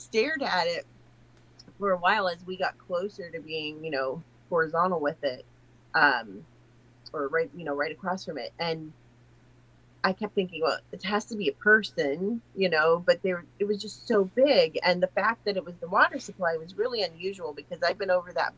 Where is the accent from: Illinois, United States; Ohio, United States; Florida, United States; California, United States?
Ohio, United States; I'm a teacher from Ohio